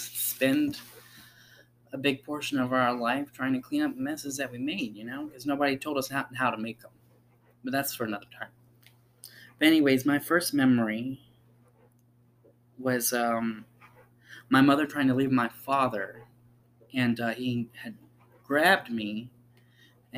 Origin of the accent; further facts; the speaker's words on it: South Carolina, United States; I was born in South Carolina.